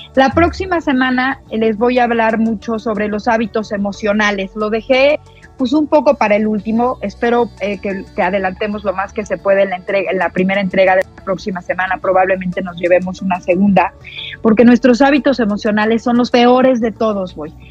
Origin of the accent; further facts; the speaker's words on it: Mexico; para nosotros como mexicanos